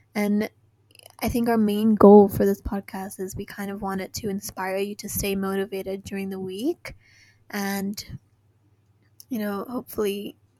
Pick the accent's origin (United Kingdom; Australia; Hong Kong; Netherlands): Hong Kong; also born or lived in San Francisco; I was born and raised in Hong Kong